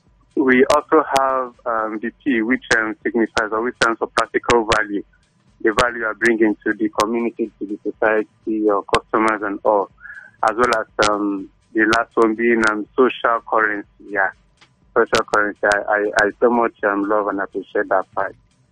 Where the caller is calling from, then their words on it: Lagos, Nigeria; calling from Aja.